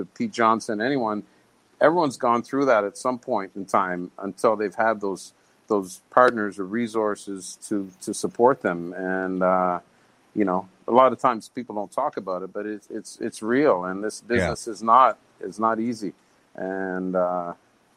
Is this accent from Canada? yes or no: yes; Canada; moved away; being Canadian